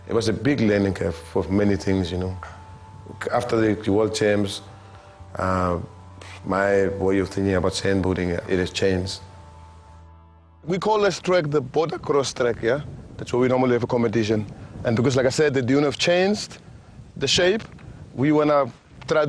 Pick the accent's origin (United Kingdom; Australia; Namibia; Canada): Namibia; Damaraland, Kunene; now in Swakopmund, Namibia; I come from Damara land, from a place called Chorob, behind Fransfontein. And I was born there, I grew up there, and went to school in Korihas